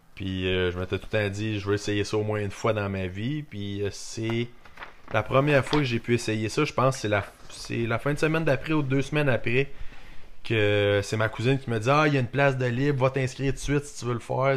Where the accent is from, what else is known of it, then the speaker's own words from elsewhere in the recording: Saint-Félix-de-Kingsey, Quebec, Canada; also born or lived in Warwick, Quebec; now in Drummondville, Canada; on a déménagé à Saint-Félix de Kingsey. Où ce que, dans le fond, les parents à mon père étaient. Mon père lui travaillait là-bas, fait qu'on a passé encore pas mal de temps, quasiment un autre 7 ans là-bas